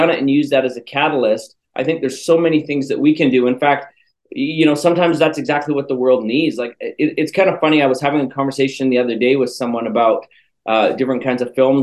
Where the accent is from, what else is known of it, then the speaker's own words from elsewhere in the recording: Canada; moved away; I'm from Canada originally, and in Canada, they make us speak French too